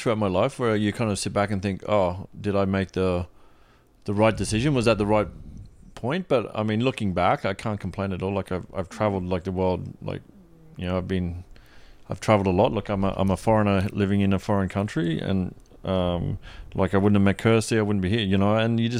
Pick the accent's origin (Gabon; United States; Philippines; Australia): Australia; now in Toronto, Canada; I'm not moving from Australia to Toronto to be living out of the city.